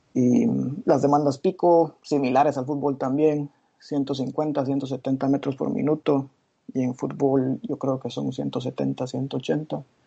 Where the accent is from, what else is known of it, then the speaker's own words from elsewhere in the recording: Guatemala; moved away as an adult; also born or lived in Glasgow / London; soy guatemalteco